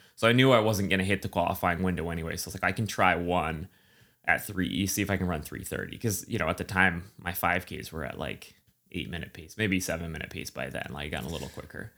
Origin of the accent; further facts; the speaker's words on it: central New Hampshire, United States; moved away; also born or lived in Boston; grew up in central New Hampshire